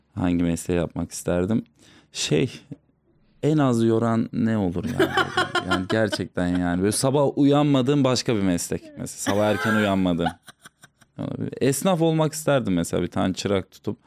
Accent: Tokat, Turkey; Hatta Tokatlıyım.

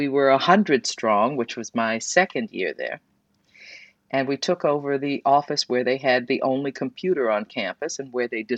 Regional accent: New York City, New York, United States; moved away; also born or lived in Chicago; I grew up in New York City

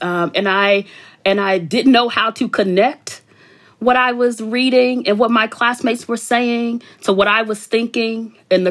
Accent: Chicago, Illinois, United States; I grew up in Chicago on the South Side in the 80s and 90s

